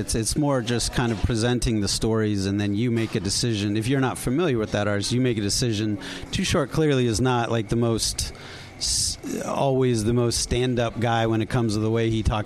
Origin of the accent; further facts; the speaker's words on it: East Coast, United States; I grew up on the East Coast, and these are the records that are part of my youth.